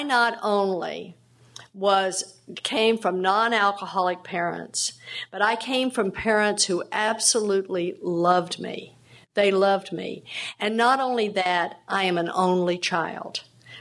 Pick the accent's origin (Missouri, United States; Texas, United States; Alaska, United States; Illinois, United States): Texas, United States; I grew up down in Texas